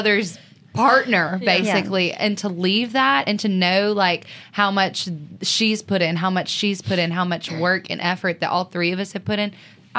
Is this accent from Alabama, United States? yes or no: yes; Alabama, United States; we're all from Alabama.